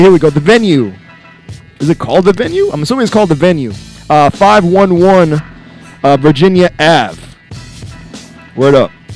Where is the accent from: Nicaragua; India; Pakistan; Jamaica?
Jamaica; me being Jamaican